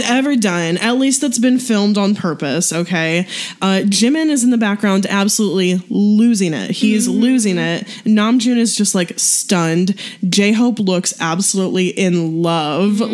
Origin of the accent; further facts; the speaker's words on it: St. Louis, Missouri, United States; where I grew up in St. Louis